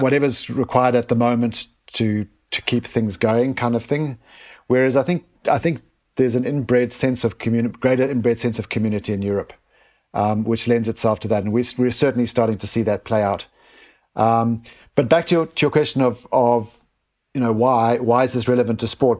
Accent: South Africa; moved away; I was born in Africa, um, and grew up and experienced firsthand the poverty in Africa

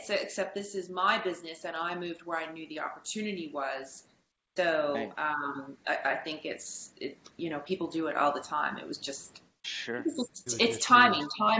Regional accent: Canada; for me as a Canadian, I wanted to stay in Canada. That was important to me.

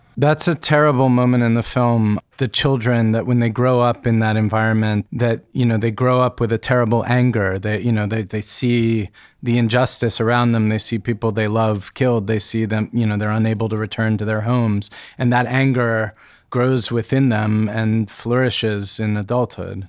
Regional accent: United States; I, being an American person, educated in the way that I've been educated

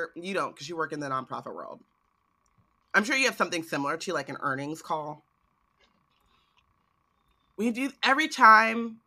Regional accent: United States; As an American, I remember when, like, I mean, I'm a Black American

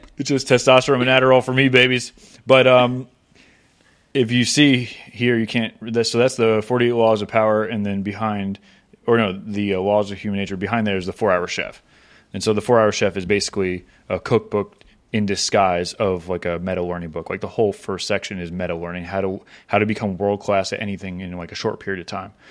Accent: Florida, United States; I grew up in Florida

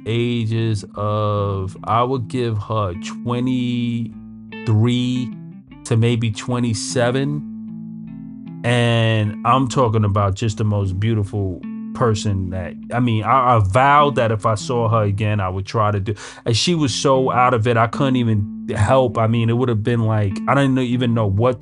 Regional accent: New York City, New York, United States; I grew up in Brooklyn. I'm a Brooklyn guy, right?

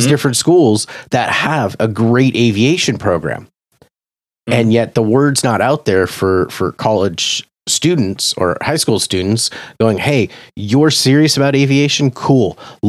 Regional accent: Southern California, United States; I grew up here in Southern California

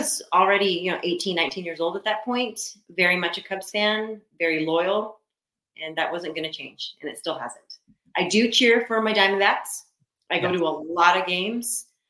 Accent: Gilbert, Arizona, United States; also born or lived in Mesa, Arizona; Always lived away from Chicago. I was born in Mesa, Arizona, raised in Gilbert.

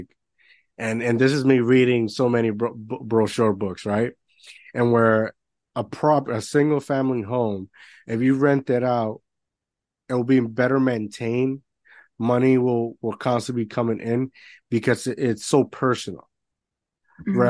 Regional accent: Puerto Rico; moved away; I grew up in Puerto Rico

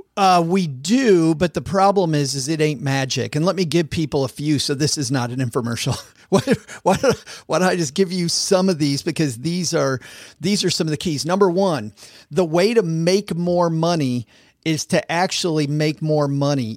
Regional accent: Southwest Michigan, United States; I grew up in Southwest Michigan, which is farm country.

